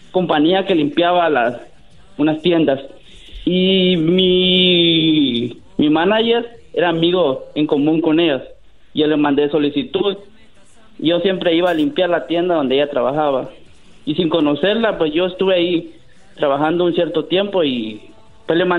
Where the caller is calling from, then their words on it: Sacramento, California, United States; Eh, aquí de Sacramento, California.